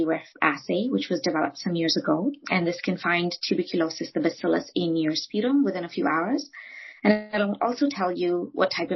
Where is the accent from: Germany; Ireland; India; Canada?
India; moved away; I grew up in India